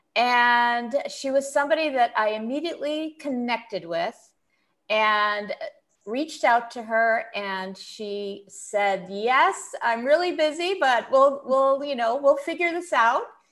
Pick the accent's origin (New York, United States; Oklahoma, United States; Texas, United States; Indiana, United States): New York, United States; Buffalo; I grew up in Buffalo, New York